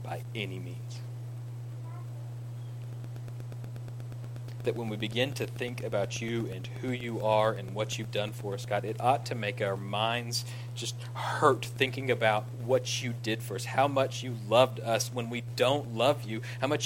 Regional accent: Ira, United States; I'm from Ira

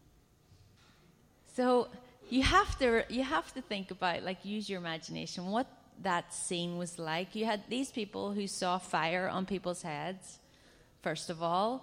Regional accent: Ireland; I come from Ireland, and we are a culture of storytellers and singers

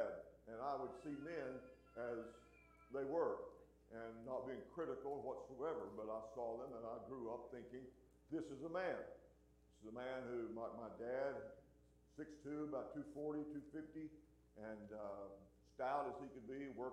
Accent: West Texas, United States; also born or lived in Sweetwater, Texas / Seminole, Texas / Lamesa, Texas / Haskell, Texas; I grew up in West Texas

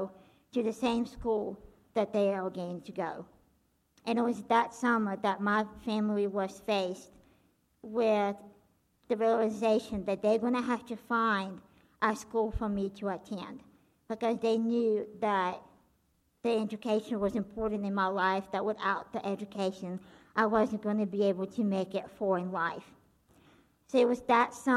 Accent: Belarus; I was born and grew up in a country called Belarus

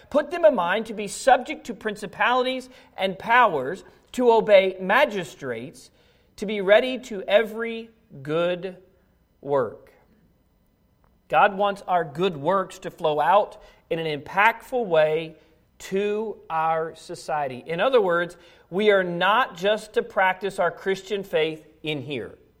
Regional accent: United States; as an American citizen

